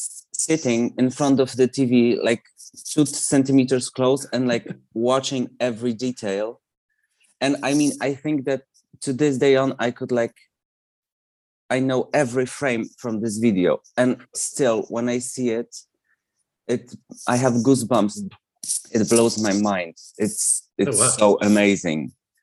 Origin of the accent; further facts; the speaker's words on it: Poland; English is a second language; when I was a teenager, I was kind of aware of her existence around Spinning Around era, because it was a really popular song here